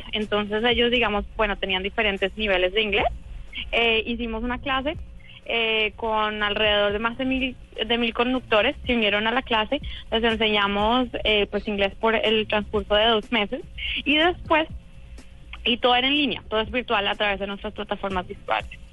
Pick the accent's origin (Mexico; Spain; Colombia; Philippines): Colombia; now in San Francisco, United States; yo también soy colombiana, pero he vivido hace mucho tiempo acá